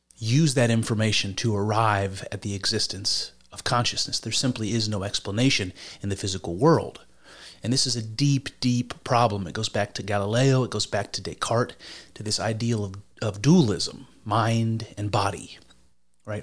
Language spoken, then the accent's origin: English; United States; as an American